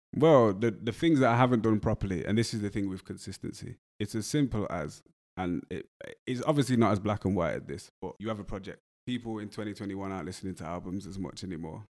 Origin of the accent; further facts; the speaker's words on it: Wolverhampton, West Midlands, United Kingdom; accent: English; I grew up in Wolverhampton, so I was around a lot of Jamaican people